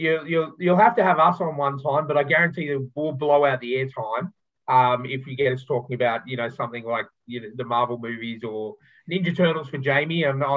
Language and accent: English; Sydney, New South Wales, Australia; I'm born and bred in Sydney